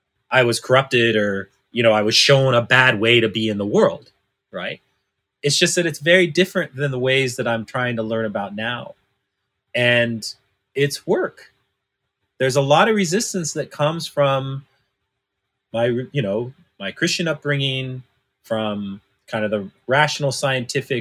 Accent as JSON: {"language": "English", "region": "Northern California", "country": "United States", "tie": "born or raised there", "said": "I was adopted by white folks when I was 6 months old, right? And I was raised in Northern California, you know, small mountain town"}